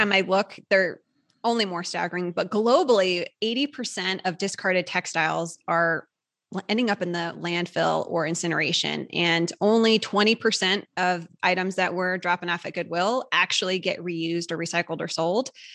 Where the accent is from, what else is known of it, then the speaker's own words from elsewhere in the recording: Midwest, United States; moved away; we're both from the Midwest originally